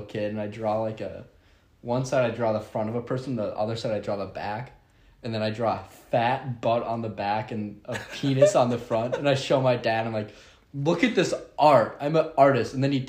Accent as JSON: {"language": "English", "town": "South St. Paul", "region": "Minnesota", "country": "United States", "tie": "born or raised there"}